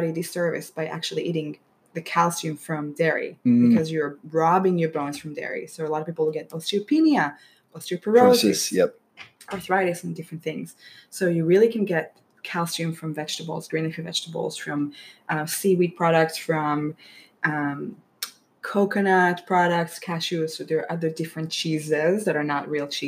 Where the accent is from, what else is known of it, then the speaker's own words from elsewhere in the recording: Israel; moved away; My parents fed us Mediterranean diet growing up in Israel